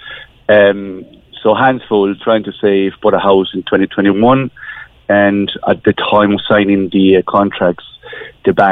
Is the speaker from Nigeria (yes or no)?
no; Spain; moved away as an adult; now in Ireland; we're coming from Spain, so we've been living in Ireland for the last 20 years